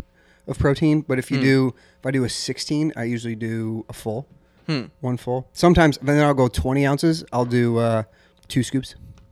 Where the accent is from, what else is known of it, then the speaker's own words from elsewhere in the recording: Midwest, United States; moved away; also born or lived in Illinois; I grew up in the Midwest